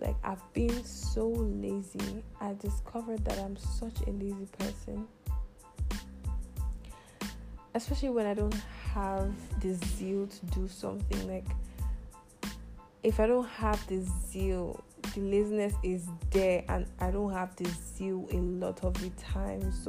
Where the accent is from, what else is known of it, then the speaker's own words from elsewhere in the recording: Nigeria; moved away as an adult; also born or lived in United Arab Emirates; I just recently came back to my home country, Nigeria. I was in the UAE for about 5 years